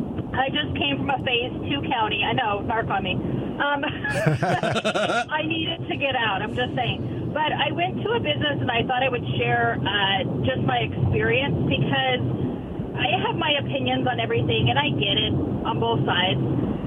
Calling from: Pasco, Washington, United States; from Pasco.

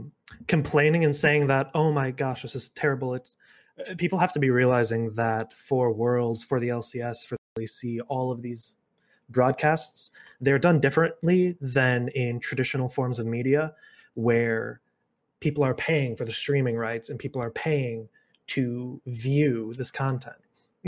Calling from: Kalamazoo, Michigan, United States; Calling from Western Michigan University in Kalamazoo, Michigan.

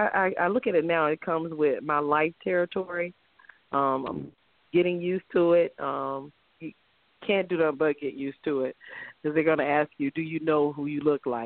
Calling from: West Palm Beach, Florida, United States; I'm calling from West Palm Beach, Florida.

